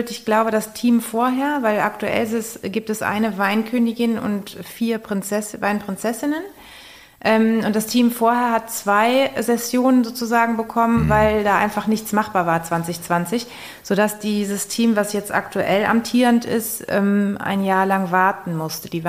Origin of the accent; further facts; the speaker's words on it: Rhineland-Palatinate, Germany; weil tatsächlich in dem Weinort, wo ich herkomme, ähm, bin ich auch mal gefragt worden, als ich noch jünger war, ob ich denn mal